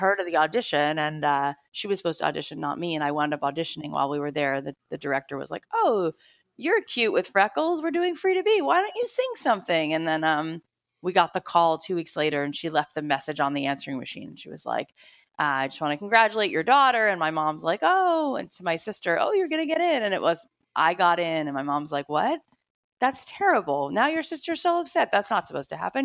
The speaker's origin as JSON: {"language": "English", "region": "South Florida", "country": "United States", "tie": "born or raised there", "said": "I grew up in South Florida"}